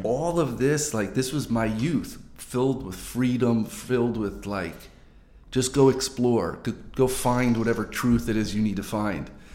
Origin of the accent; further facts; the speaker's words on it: New Jersey, United States; also born or lived in Montana; I was born and raised in New Jersey.